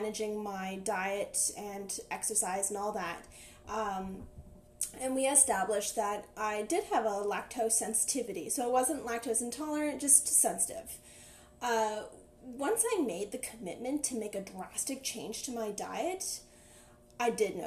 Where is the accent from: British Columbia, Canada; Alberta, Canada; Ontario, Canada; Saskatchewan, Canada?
Ontario, Canada; Ottawa; I'm from Ottawa, everybody works in the government